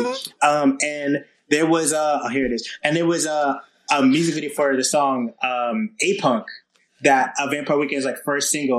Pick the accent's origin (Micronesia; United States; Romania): United States; New Haven, Connecticut; now in Brooklyn, New York, United States; I'm from New Haven, Connecticut originally.